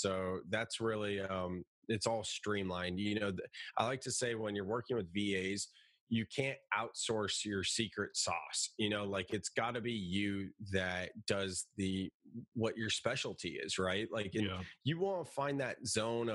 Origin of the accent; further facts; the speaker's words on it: Silicon Valley, California, United States; I'm from Silicon Valley